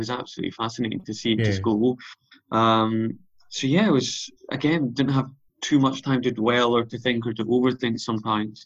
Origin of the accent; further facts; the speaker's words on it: South Uist, Scotland, United Kingdom; moved away; also born or lived in Leeds; I grew up on South Uist, and then I've been on the mainland since